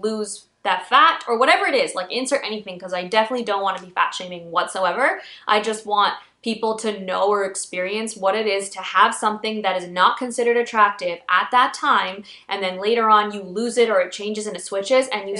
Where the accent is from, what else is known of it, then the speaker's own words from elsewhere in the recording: Pakistan; I'm Pakistani